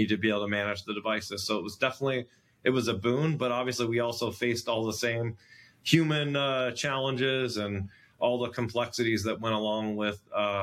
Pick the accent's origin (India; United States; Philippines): United States; I'm an American